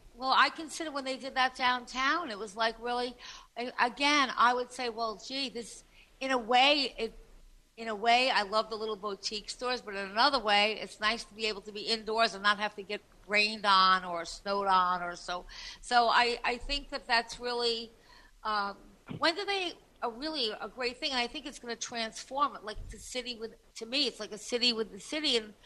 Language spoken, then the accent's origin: English; Long Island, New York, United States; I was from Long Island.